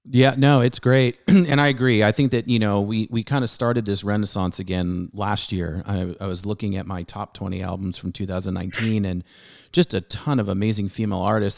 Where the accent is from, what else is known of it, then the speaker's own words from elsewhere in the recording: San Diego, California, United States; I grew up in Southern California